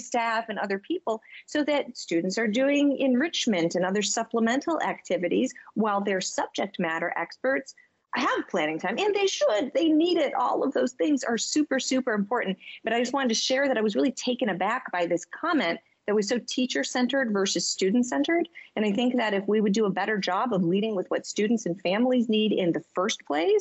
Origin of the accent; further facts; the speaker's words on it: Michigan, United States; now in Boston, United States; I am from Michigan.